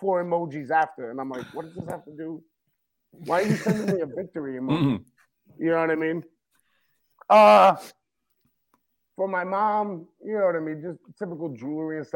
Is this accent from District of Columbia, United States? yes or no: no; Yonkers, New York, United States; growing up in Yonkers